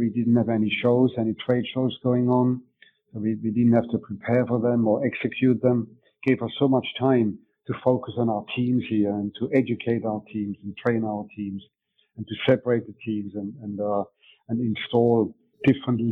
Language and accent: English; Switzerland; first language German; English is a second language; moved away as an adult; also born or lived in England / Denmark; now in Mundelein, Illinois, United States; I was originally born in Switzerland. I moved to England when I was 19 years old. My mother tongue is German, so I had to learn my English in England.